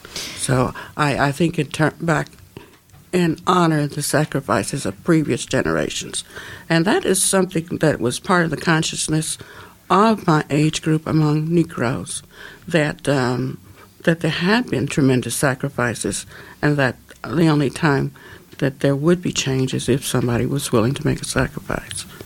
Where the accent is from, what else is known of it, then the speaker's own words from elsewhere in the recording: Little Rock, Arkansas, United States; moved away as an adult; I uh, lived in Little Rock until I was 17